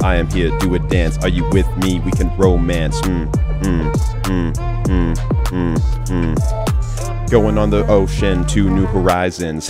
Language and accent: English; Montreal, Quebec, Canada; moved away; also born or lived in Petawawa, Ontario; I was born in Montreal, Quebec